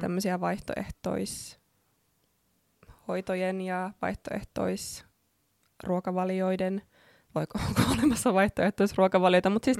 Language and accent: Finnish; Oulu, North Ostrobothnia, Finland; moved away as an adult; also born or lived in Australia / Helsinki; olen ihan syntyperäinen oululainen, niin kuin saattaa puheestakin käydä ilmi.